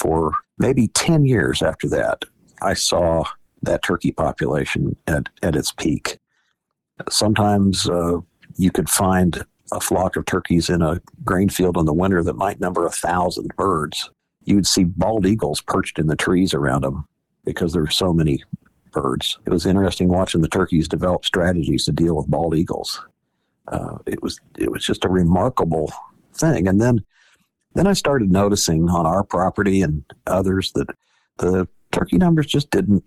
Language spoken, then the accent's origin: English; Nevada, Missouri, United States; now in Kansas City, United States; I'm from Nevada, Missouri, and we just didn't have a population of turkeys there on the west side of the state in the 70s